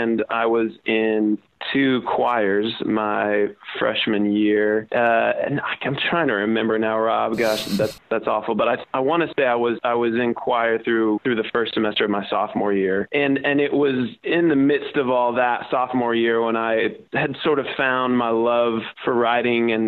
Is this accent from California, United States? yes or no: no; Omaha, Nebraska, United States; moved away as an adult; also born or lived in Fort Worth, Texas; growing up in Omaha, it actually became kind of a sexy thing to go to TCU.